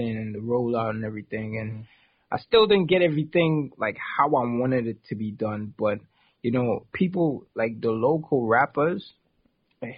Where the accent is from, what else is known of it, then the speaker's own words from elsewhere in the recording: near Princes Town, Trinidad & Tobago; I'm from South Trinidad, like in a village, a little village off of a place called Prince's Town